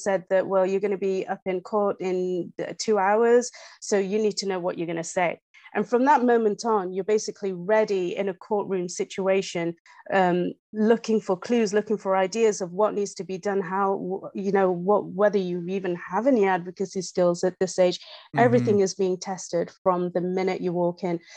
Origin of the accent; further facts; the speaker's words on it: England, United Kingdom; accent: English; moved away as an adult; now in Canada; from my accent, it's no secret that I am in fact English. So I grew up in England. I was born in England